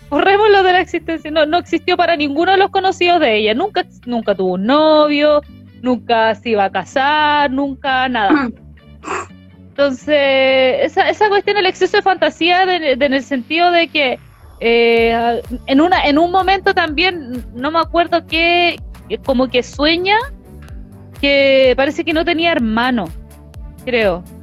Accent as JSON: {"language": "Spanish", "country": "Chile", "said": "Pero si somos de Chile, no somos de México."}